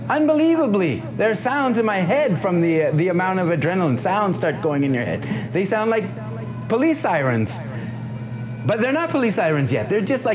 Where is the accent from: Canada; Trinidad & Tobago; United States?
United States; Indianapolis, Indiana; I say, you know, I'm from Indianapolis, I'm doing this jazz festival.